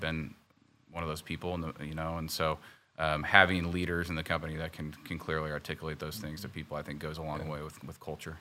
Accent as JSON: {"language": "English", "town": "Kansas City", "country": "United States", "tie": "born or raised there", "said": "I was born and raised in Kansas City, um, grew up in the area"}